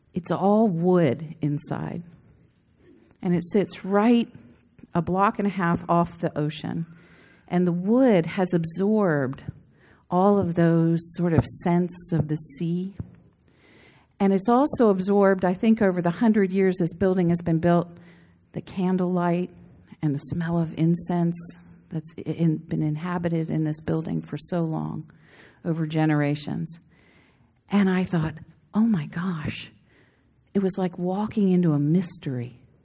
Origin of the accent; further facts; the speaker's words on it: a big East Coast city, United States; moved away; also born or lived in Scottsdale, Arizona / Santa Barbara, California; growing up in the nineteen sixties in a very family-oriented place in a big East Coast city